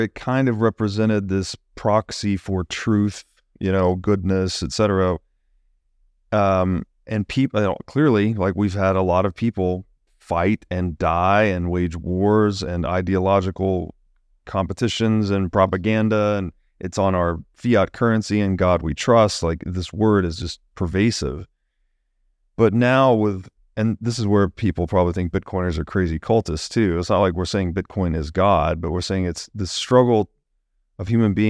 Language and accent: English; the South, United States; growing up in the South